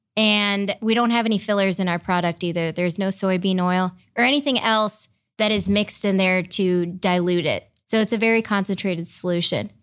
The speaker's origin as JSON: {"language": "English", "town": "Brecksville", "region": "Ohio", "country": "United States", "tie": "born or raised there", "also_born_or_lived": "India / Michigan / Cleveland, Ohio", "lives_now": "Columbus, United States", "said": "I grew up in Brecksville"}